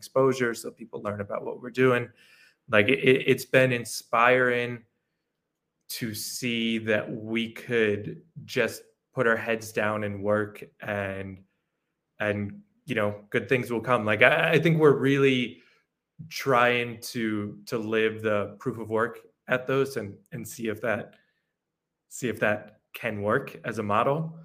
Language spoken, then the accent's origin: English; New York, United States; moved away as an adult; now in El Salvador; I'm originally from New York. I moved down to El Salvador about a year and a half ago